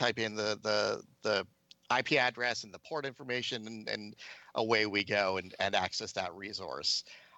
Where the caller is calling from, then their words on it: San Francisco, California, United States; I am calling in from San Francisco, from my lovely apartment.